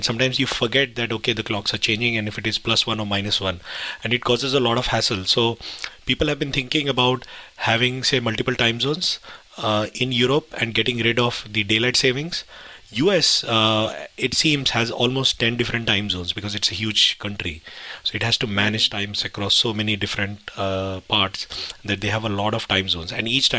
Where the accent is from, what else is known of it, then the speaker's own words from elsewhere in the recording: India; now in United Kingdom; I remember when I came from India, because in India you don't have a concept of daylight savings. So when I first came to the UK